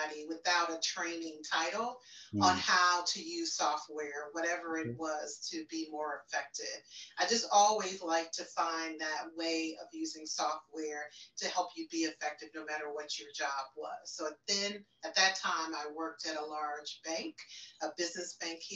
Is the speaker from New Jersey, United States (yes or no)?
no; Chicago, Illinois, United States; I am from, born and raised in Chicago, Illinois